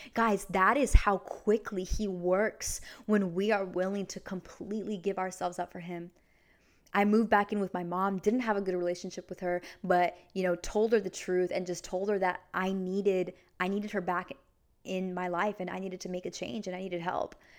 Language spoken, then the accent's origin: English; Vancouver, Washington, United States; I'm from Vancouver, Washington